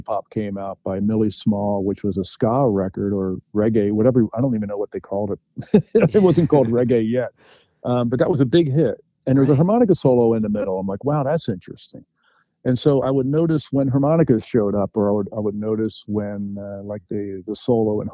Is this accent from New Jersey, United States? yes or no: yes; New Jersey, United States; I grew up in New Jersey, it's right across the river from Philadelphia